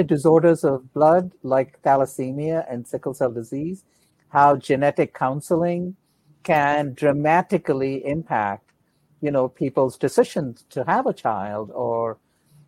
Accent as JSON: {"language": "English", "country": "India", "tie": "born or raised there", "moved": "as an adult", "lives_now": "Atlanta, United States", "said": "Yeah, I was born in India. I was an Air Force brat."}